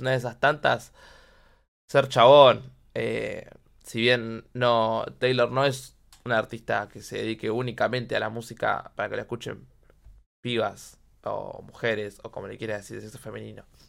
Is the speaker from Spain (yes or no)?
no; Quilmes, Buenos Aires Province, Argentina; yo soy de Solano, eh, Quilmes